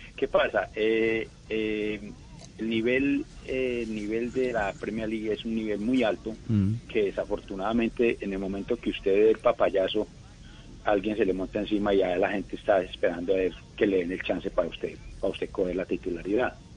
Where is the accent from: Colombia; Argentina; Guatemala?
Colombia; moved away; como colombiano y como patriota